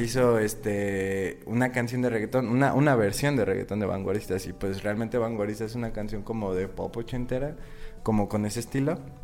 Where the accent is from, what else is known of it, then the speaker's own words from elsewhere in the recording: Michoacán, Mexico; also born or lived in Guadalajara; soy nacido en Guadalajara, pero toda mi vida he vivido en Michoacán